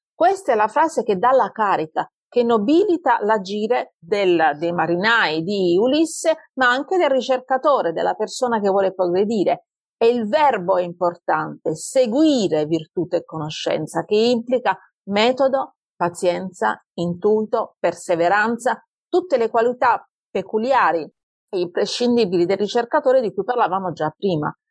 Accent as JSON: {"language": "Italian", "town": "Taranto", "region": "Apulia", "country": "Italy", "also_born_or_lived": "Tuscany", "accent": "Tarantino", "moved": "as an adult", "lives_now": "Pisa, Italy", "said": "sono di Taranto, però ormai vivo in Toscana da moltissimi anni, da quando avevo 18 anni, benché devo dire che non sono riuscita a risciacquare i panni in ardo particolarmente bene, il mio accento è rimasto quello originale"}